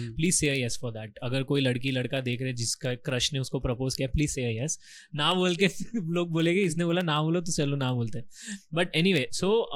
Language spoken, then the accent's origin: Hindi; Rajasthan, India; I am from Rajasthan ठीक है तो राजस्थान में मेरा जो गाँव है ना